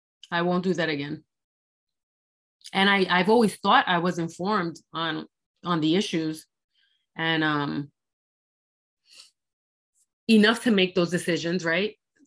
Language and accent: English; United States; And I'm an American. I just want to be left alone to pursue life, liberty, and the pursuit of happiness.